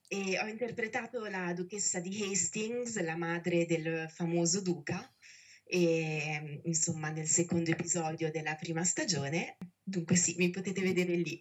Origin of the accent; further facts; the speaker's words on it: Italy; Io ho passato tutta la mia vita a dover giustificare l'essere italiana